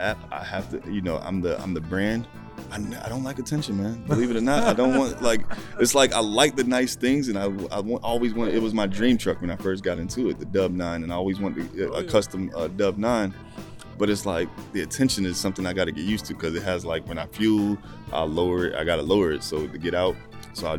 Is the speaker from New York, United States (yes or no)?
yes; Rochester, New York, United States; also born or lived in Dallas, Texas; now in Charlotte, United States; I'm actually originally from Rochester, New York. Currently reside in Charlotte